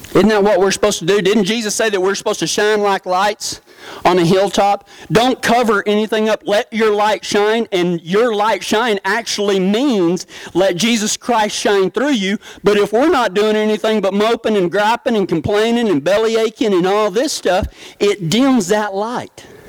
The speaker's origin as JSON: {"language": "English", "town": "Big Lake", "region": "Texas", "country": "United States", "tie": "born or raised there", "said": "growing up in the small town of Big Lake, Texas"}